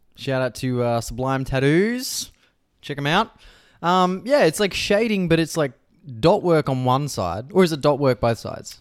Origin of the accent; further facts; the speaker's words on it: Victoria, Australia; moved away; growing up in Victoria